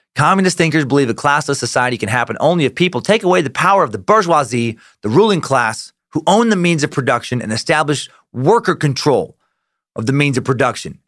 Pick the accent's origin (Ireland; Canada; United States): United States; I'm an American